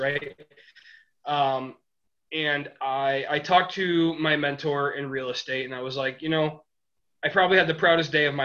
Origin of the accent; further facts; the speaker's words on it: Michigan, United States; we're all from Michigan